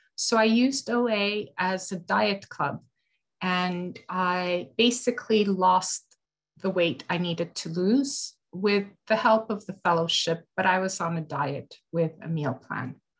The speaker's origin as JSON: {"language": "English", "country": "Canada", "said": "I'm from Canada"}